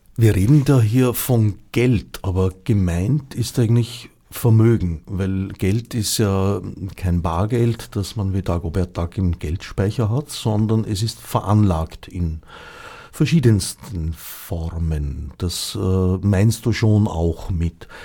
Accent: Austria; also born or lived in Switzerland; indem ich eine Zeit lang als Österreicher in der Schweiz war

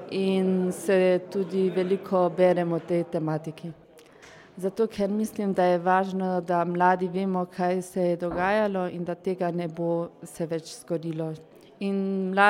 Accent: Klagenfurt, Carinthia, Austria; prihajam iz Celovca.

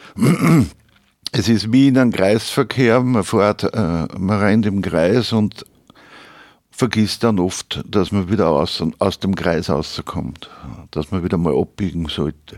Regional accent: Upper Austria, Austria; accent: Upper Austrian dialect; Im oberösterreichischen Dialekt

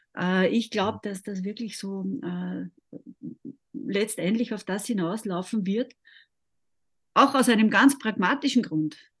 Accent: Austria; bei uns in Österreich

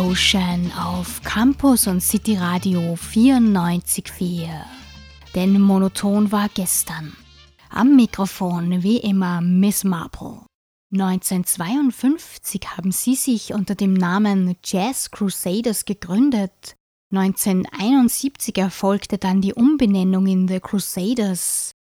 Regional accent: St. Pölten, Lower Austria, Austria; So wie ich an meiner Heimatstadt St. Pölten hänge

